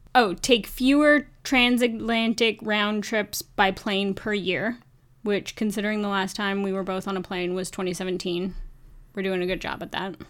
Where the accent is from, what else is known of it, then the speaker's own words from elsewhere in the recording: Canada; as a Canadian